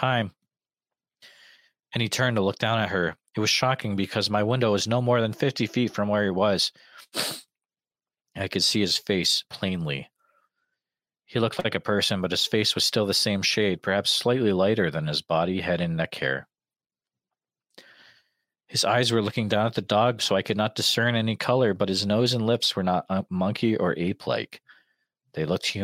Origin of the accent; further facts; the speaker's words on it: Western Massachusetts, United States; growing up in Western Mass